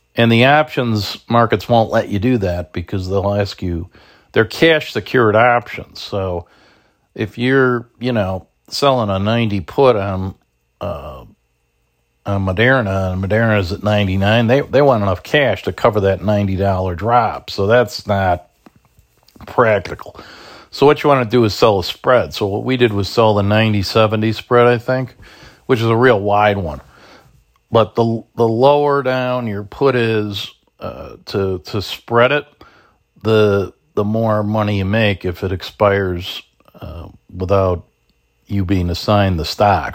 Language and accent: English; Chicago, Illinois, United States; I'm not even from Bridgeport, but I am from South Shore. You know, I always say to people up here, you know, you gotta remember, when I'm in Lincoln Park, you gotta remember I'm from the South Side